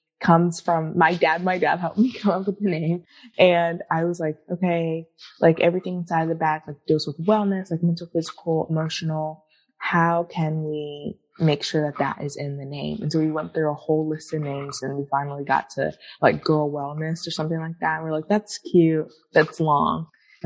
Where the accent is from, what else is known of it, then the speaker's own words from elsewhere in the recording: Atlanta, Georgia, United States; now in Los Angeles, United States; I grew up in Atlanta, so Atlanta, Georgia